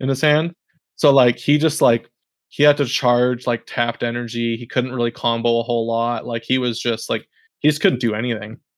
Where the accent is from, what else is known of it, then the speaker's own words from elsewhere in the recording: Canada; we're all from Canada